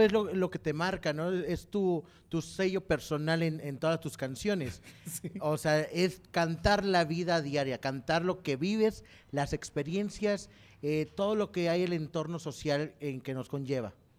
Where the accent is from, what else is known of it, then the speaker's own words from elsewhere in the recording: Mexico; now in San Luis Potosí, Mexico; como cultura mexicana